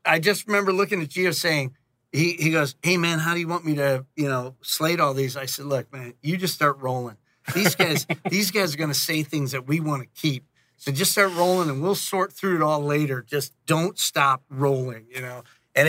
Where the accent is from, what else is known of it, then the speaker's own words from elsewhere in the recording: Gurnee, Illinois, United States; moved away as an adult; now in Los Angeles, United States; I grew up in Gurnee, Illinois, this little town